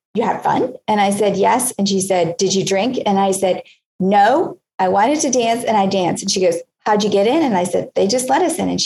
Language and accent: English; Hollywood, Florida, United States; I grew up in Hollywood, Florida.